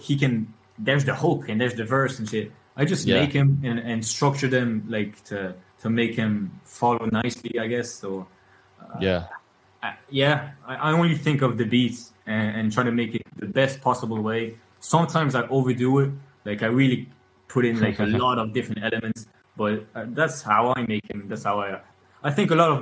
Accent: France; my father's from originally from Ireland, but my mother's French and I grew up in France, but at home we speak English, so that's how I got my English

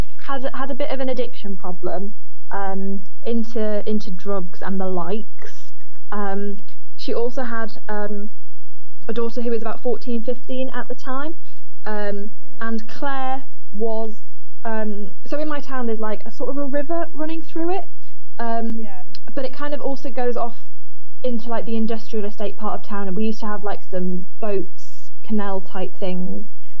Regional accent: Yorkshire and the Humber, United Kingdom; my hometown up in Yorkshire.

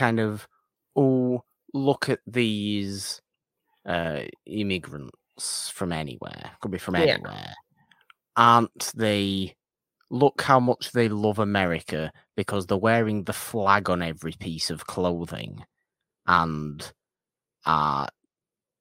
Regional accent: United Kingdom

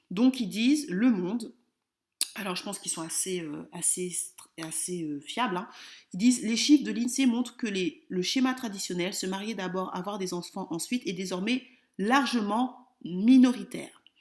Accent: France; Sinon, mon focus sera toujours sur la France puisque je suis française.

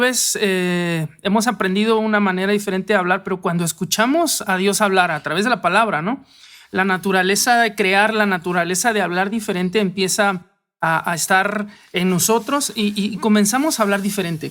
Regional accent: Mexico; como hombres y como mexicanos

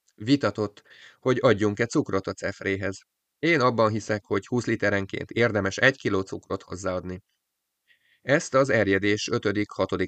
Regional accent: Hungary; Vidéki kis településről származom

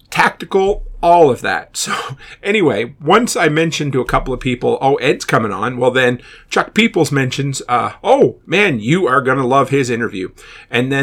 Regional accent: Nova Scotia, Canada; moved away; I'm originally from Nova Scotia

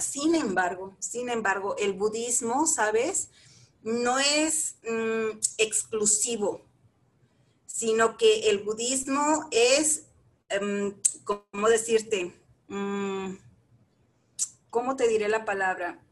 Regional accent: Chihuahua, Mexico; moved away as an adult; also born or lived in Saltillo / Torreón / Monterrey; now in Valle de Bravo, Mexico; yo soy de la ciudad de Chihuahua, Chihuahua, Chihuahua, de ahí al norte, bella mi tierra

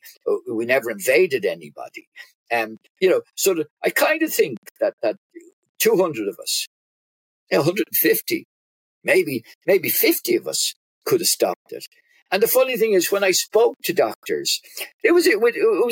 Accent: Ireland; accent: Irish; We're Ireland.

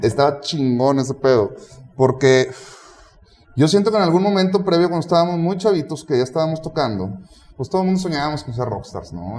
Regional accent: Mexico; somos mexicanos

